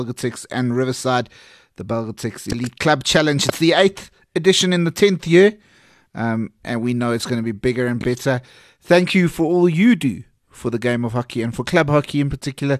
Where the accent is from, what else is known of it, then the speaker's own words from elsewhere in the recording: South Africa; I'm South African.